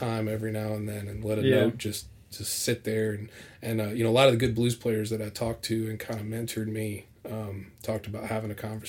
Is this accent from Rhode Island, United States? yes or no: no; Indiana, United States; moved away; And I'm from the Midwest, but it was, because, you know, I'm from the land of, you know, …, although he hates being called that, …